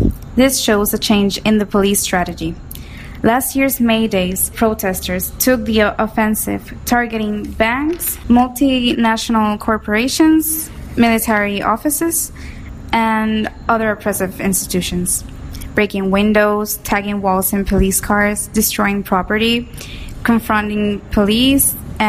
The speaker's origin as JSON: {"language": "English", "country": "Puerto Rico", "said": "We're anarcho-queers from Puerto Rico."}